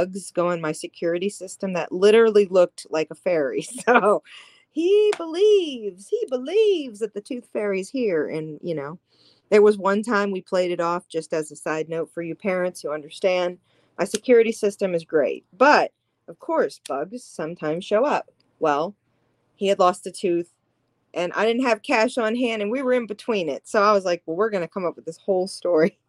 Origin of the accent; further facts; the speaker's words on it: Louisiana, United States; I am from Louisiana